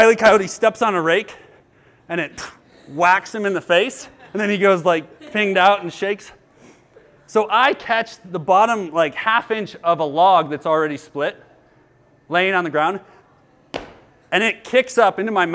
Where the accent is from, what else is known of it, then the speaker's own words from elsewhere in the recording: United States; we, as American individualists